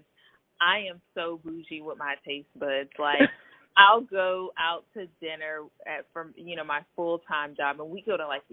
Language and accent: English; North Shore, greater New Orleans area, Louisiana, United States; moved away as an adult; also born or lived in Michigan / Arizona / Nevada; now in Dallas-Fort Worth, United States; I was born in Michigan, but kind of traveled around a little bit and ended up in the southeast part of Louisiana. So really grew up in the greater New Orleans / Baton Rouge area for most of my life.